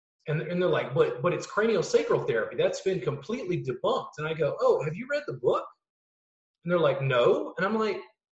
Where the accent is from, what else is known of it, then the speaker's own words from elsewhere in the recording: Southern US, United States; growing up in the South. It's like, people, you know, like my grandpa was racist. Okay. As a Southern kid